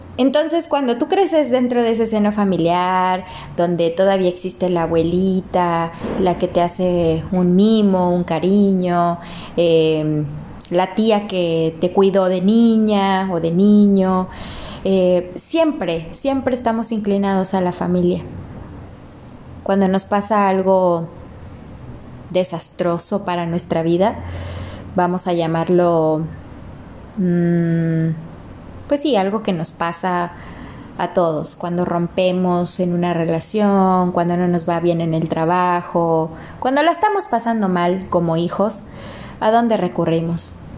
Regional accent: Ciudad Victoria, Tamaulipas, Mexico; somos de Tamaulipas, de Ciudad Victoria

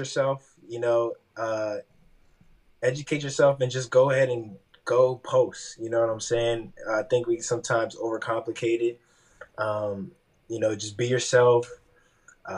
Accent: Wilmington, Delaware, United States; I'm from Wilmington, Delaware

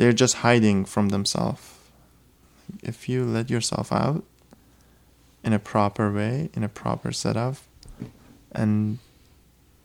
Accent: Iran; moved away; I come from Iran, I come from a whole background of like everything's conservative

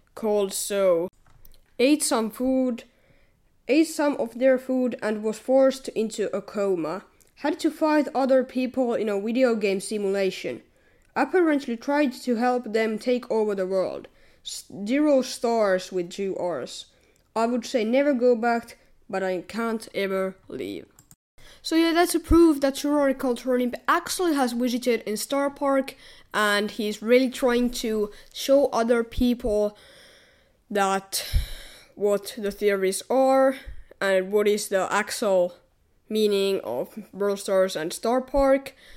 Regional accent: Finland; we are from Finland

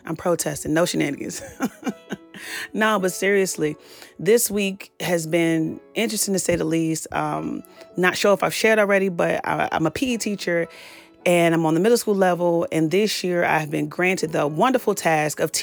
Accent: Petersburg, Virginia, United States; I was born and raised in Petersburg, Virginia

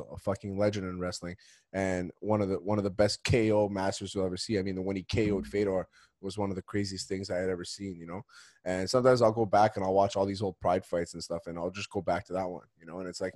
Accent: Montreal, Quebec, Canada; we're from Montreal

